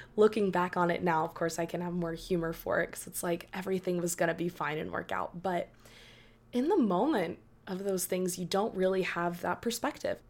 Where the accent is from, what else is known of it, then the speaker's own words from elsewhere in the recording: Dallas, Texas, United States; being born and raised in Dallas